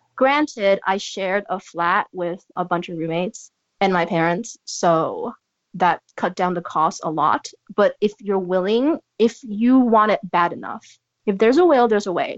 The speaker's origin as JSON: {"language": "English", "town": "San Francisco", "region": "California", "country": "United States", "moved": "yes", "said": "I come from San Francisco"}